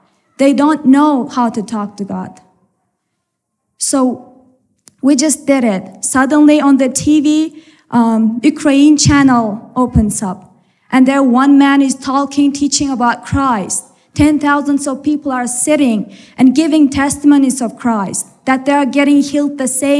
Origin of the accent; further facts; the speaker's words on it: Turkmenistan; moved away as an adult; also born or lived in Ephraim, Utah; now in Utah, United States; And we are from Turkmenistan. This is in Central Asia